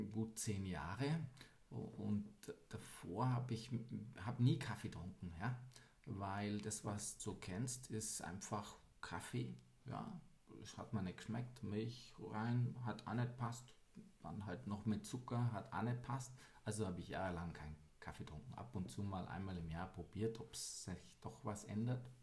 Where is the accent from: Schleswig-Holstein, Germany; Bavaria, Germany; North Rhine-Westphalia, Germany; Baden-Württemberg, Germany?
Bavaria, Germany; Weilheim; born there; Ja, tatsächlich immer noch, wo ich heute lebe, in Weilheim, mhm. im schönen Oberbayern.